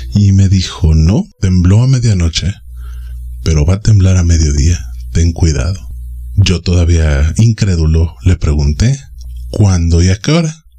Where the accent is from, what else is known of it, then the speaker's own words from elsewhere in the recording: Mexico City, Mexico; Yo soy originario de la Ciudad de México y habito en la periferia.